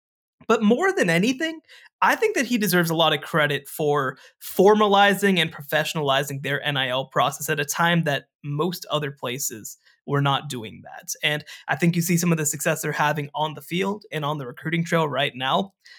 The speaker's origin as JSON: {"language": "English", "region": "Texas", "country": "United States", "said": "just being a Texan"}